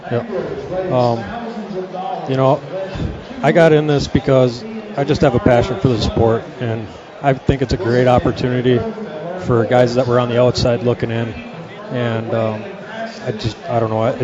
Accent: Green Bay, Wisconsin, United States; Uh, well, I'm from Green Bay, like I said. Uh, my home lake is Lake Winnebago.

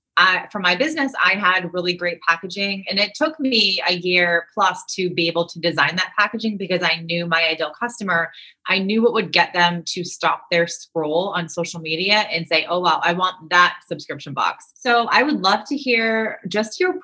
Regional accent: Northeast, United States; I'm from the East Coast. So I feel like I'm from the Northeast.

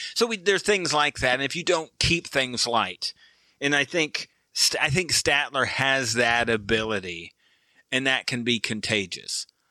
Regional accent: Michigan, United States; I'm from Michigan, so I'm a Pistons fan.

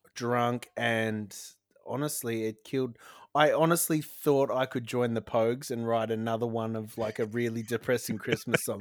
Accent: Broken Hill, New South Wales, Australia; now in South Australia, Australia; I grew up in New South Wales

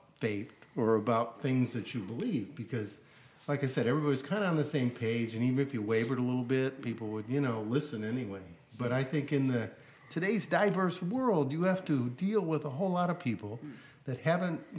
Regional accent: outside Detroit, Michigan, United States; I grew up outside Detroit

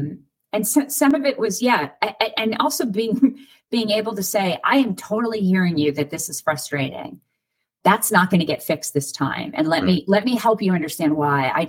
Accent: Rhode Island, United States; now in Pittsburgh, United States; I'm from Rhode Island

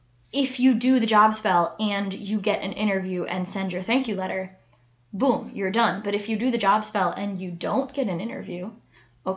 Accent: United States; we're American

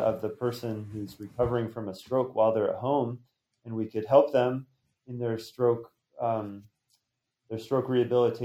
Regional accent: Montana, United States; I grew up in Montana, the beautiful mountains

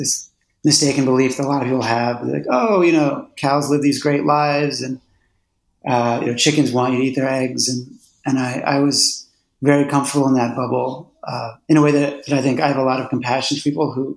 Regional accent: Philadelphia, Pennsylvania, United States; I grew up in Philadelphia

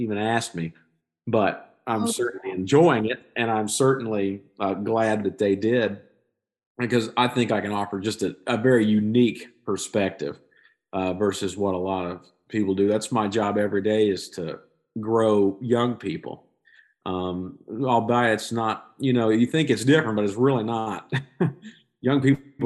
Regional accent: Skiatook, Oklahoma, United States; This is my hometown

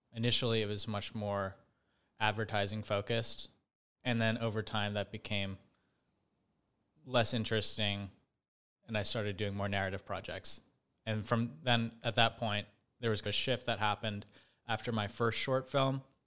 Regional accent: Bay Area, just north of San Francisco, California, United States; I grew up in the Bay Area, just north of San Francisco

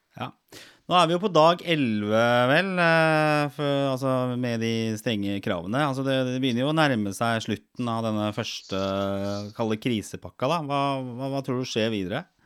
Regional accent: Norway; vi som nordmenn

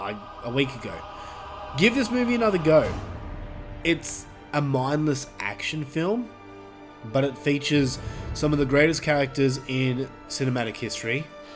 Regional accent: United Kingdom; I mean, we're all from Britain, but whatever.

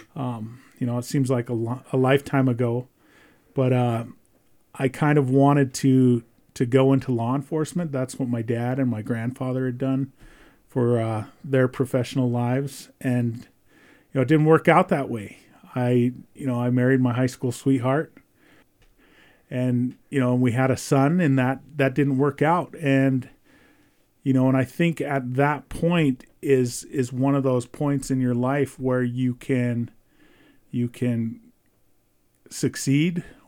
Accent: Browning, Montana, United States; moved away as an adult; also born or lived in Belgrade, Montana; now in Ulm, United States; I was born and raised on the Blackfeet Indian Reservation. Um, grew up in Browning my entire, uh, adolescent life

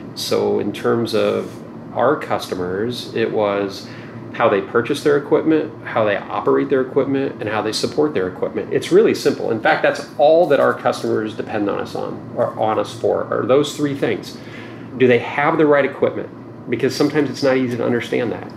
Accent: rural Indiana, United States; moved away as an adult; also born or lived in Stanford, California; I did grow up in a small town in mm-hmm. rural Indiana

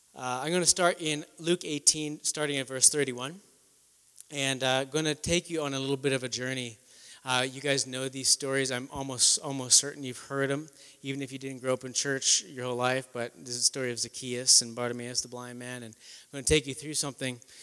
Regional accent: near Winnipeg, Manitoba, Canada; moved away as an adult; also born or lived in New York City; I'm originally from Canada, near Winnipeg, Manitoba.

